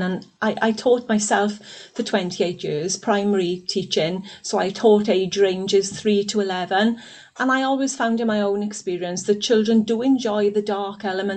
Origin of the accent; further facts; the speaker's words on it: Aberbargoed, Wales, United Kingdom; I was brought up in a industrial Welsh Valleys little village called Aberbargoed